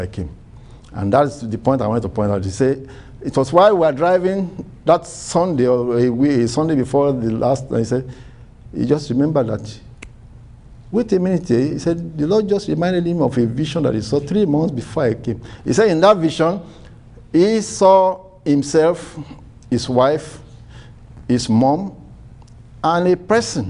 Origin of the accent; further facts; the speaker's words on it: Nigeria; My first time of traveling out of Nigeria, and I went for my company in Nigeria.